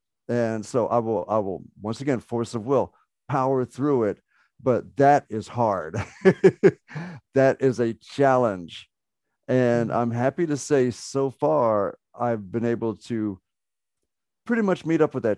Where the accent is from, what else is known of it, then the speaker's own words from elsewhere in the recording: Ireland; Oh yeah, just full disclosure, I am an Irish Muslim, so I have a tattoo right here on my deltoid that I will show to Donna.